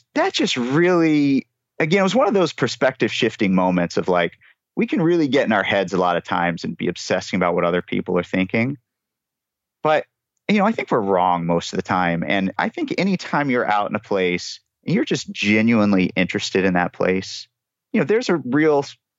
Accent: United States; now in New York, United States; a white guy growing up in America

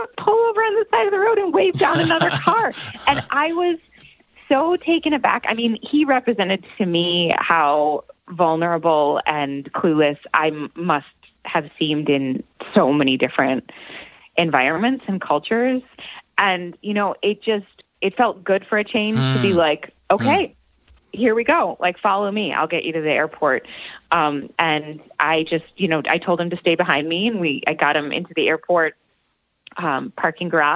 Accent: Buffalo, New York, United States; moved away; Buffalo is my hometown

